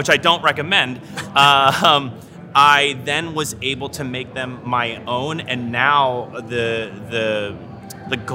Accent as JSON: {"language": "English", "area": "Main Line", "region": "Pennsylvania", "country": "United States", "tie": "born or raised there", "moved": "yes", "lives_now": "Beverly Hills, United States", "said": "I'm from the main line, and I kept my Blue Blazer roots."}